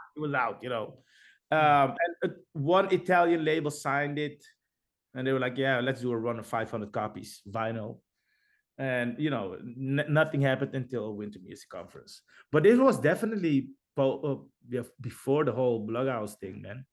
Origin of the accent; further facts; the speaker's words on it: Netherlands; we're from Holland